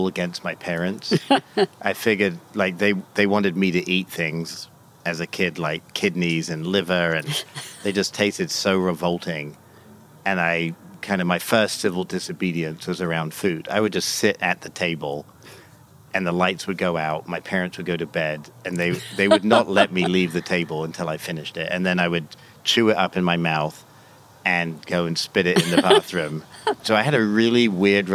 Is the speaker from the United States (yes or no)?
no; England, United Kingdom; I grew up in England in the 70s